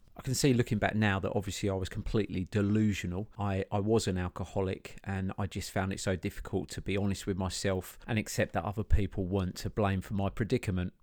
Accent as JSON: {"language": "English", "town": "Chelmsford", "region": "East of England", "country": "United Kingdom", "tie": "born or raised there", "said": "I grew up in Chelmsford in Essex"}